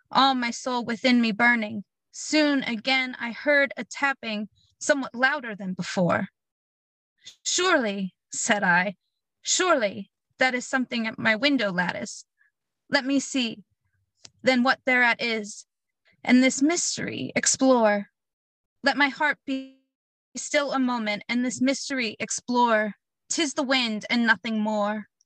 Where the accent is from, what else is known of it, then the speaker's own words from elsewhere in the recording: Blackwood, New Jersey, United States; I'm from Blackwood, New Jersey.